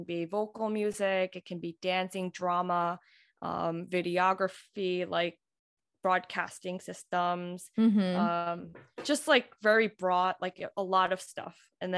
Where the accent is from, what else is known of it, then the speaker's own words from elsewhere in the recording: New York City, New York, United States; also born or lived in Alabama; now in Long Island, United States; I'm from Queens, New York.